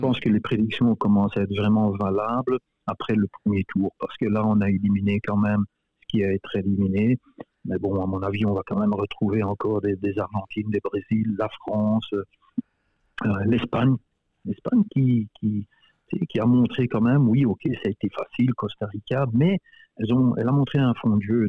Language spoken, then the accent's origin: French; Belgium; moved away as an adult; now in Winnipeg, Canada; Je suis né, j'ai grandi en Belgique